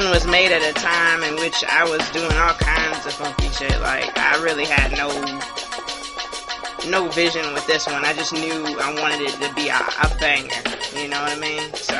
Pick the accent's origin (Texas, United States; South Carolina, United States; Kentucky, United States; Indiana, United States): South Carolina, United States; Hilton Head; I'm from Hilton Head, South Carolina